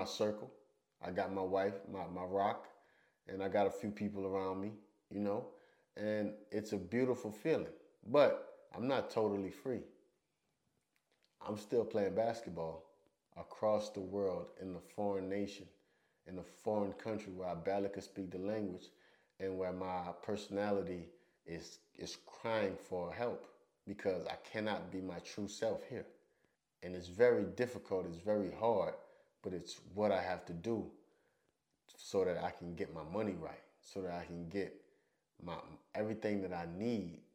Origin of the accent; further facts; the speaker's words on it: United States; moved away as an adult; I'm American